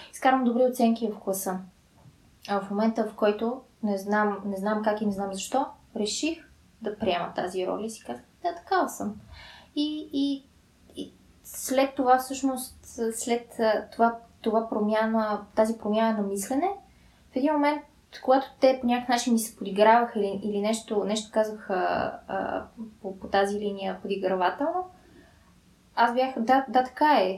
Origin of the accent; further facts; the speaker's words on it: Sofia, Sofia City, Bulgaria; родена съм в София а, и израснах тук